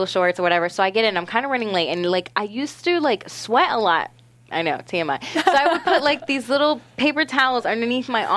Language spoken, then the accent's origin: English; Orlando, Florida, United States; in Florida, like, where I grew up in Orlando